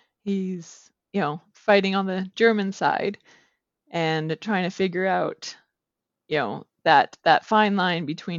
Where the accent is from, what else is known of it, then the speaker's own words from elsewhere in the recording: Alberta, Canada; accent: Canadian; I am from Alberta, Canada, so way up north.